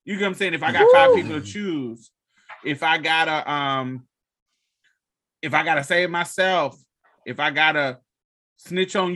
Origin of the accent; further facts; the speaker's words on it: United States; the privilege of being an American